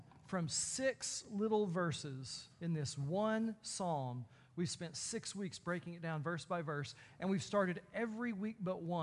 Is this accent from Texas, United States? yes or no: yes; Texas, United States; I'm from Texas